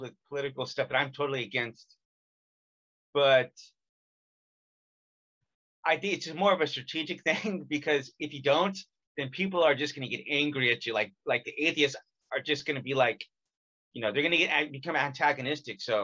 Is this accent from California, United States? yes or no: yes; California, United States; I'm from California